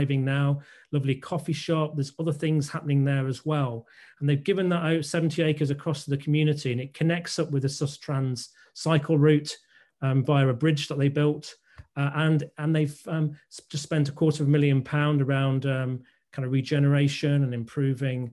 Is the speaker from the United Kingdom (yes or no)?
yes; Scunthorpe, Yorkshire and the Humber, United Kingdom; I was brought up in Scunthorpe.